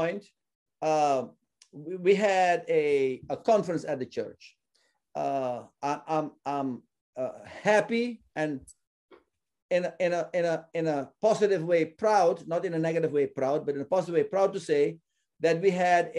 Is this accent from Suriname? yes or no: yes; Suriname; my home country of Suriname